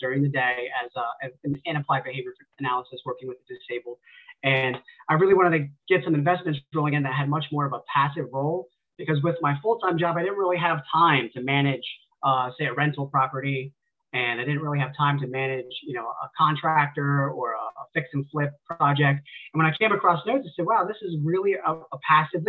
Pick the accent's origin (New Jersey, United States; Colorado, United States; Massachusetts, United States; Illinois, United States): New Jersey, United States; near Fort Dix; my hometown is a very small hometown, kind of tucked away in the woods near Fort Dix. It's an Army base in New Jersey